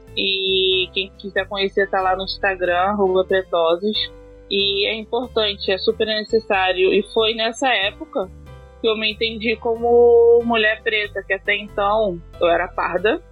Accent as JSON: {"language": "Portuguese", "region": "Rio de Janeiro", "country": "Brazil", "said": "Eu vim de Padre Miguel"}